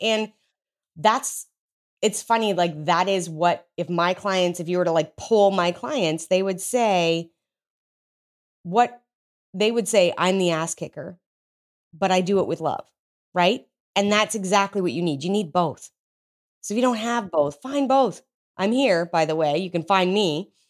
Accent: Canada; now in United States; I'm Canadian, so like it might as well be legal. I just live in Texas.

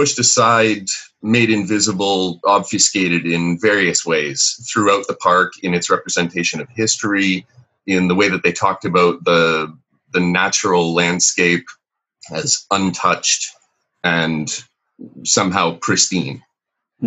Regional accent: Canada; as a Canadian

